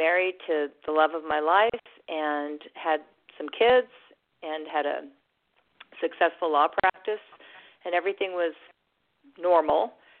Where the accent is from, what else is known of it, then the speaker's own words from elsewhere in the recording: Santa Barbara, California, United States; also born or lived in Connecticut / Washington, D.C. / Switzerland; I was born in Connecticut, moved to Santa Barbara, California when I was a couple years old, so I feel like I'm a Californian, I guess is the word.